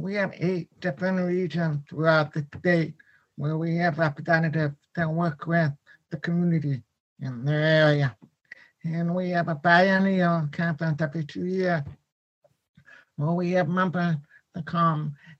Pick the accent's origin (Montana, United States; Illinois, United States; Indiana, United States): Illinois, United States; Chicago; moved away as an adult; also born or lived in Rochester, New York; I grew up in Chicago, Illinois. I was mainstreamed. And then I moved to Rochester to go to RIT and TID.